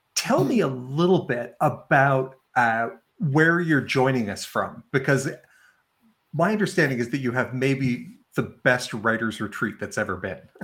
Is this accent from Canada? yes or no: yes; Sandy Cove, Nova Scotia, Canada; I'm joining uh, uh you and all of our uh, our guests here from uh, from beautiful Sandy Cove, Nova Scotia